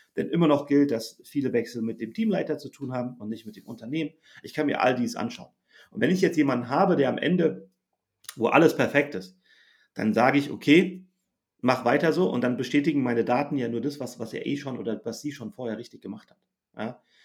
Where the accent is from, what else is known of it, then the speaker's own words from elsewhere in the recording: Germany; ich bin ja auch Deutscher